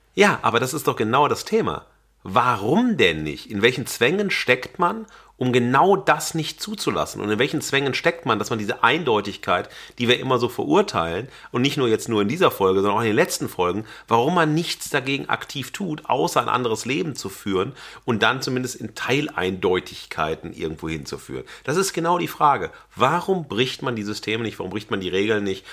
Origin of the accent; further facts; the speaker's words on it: Xanten, North Rhine-Westphalia, Germany; moved away; also born or lived in Wesel; ich habe ja auch längere Zeit als Jugendlicher auf dem Land gelebt, Xanten